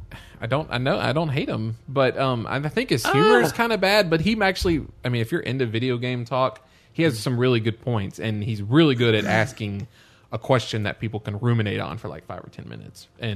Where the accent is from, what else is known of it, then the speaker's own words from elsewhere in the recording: Missouri, United States; Hey, everybody! Yeah. … from Missouri.